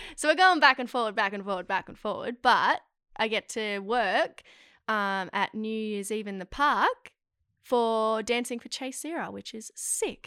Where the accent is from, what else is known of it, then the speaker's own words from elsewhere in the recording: Melbourne, Victoria, Australia; moved away as an adult; now in Sydney, Australia; I was born and raised in Melbourne